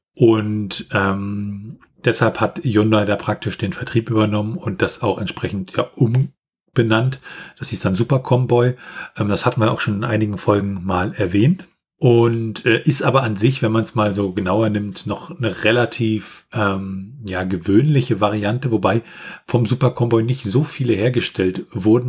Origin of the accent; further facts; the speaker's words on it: Germany; bei uns in Deutschland